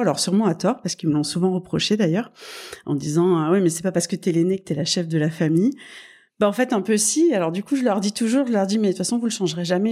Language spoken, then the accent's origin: French; Toulouse, Occitania, France; moved away; also born or lived in Paris; je suis née donc à, à Toulouse. Euh, je suis, euh, j'ai un fort ADN hein, en, dans cette région du sud en fait, dans lequel ma famille est établie depuis des années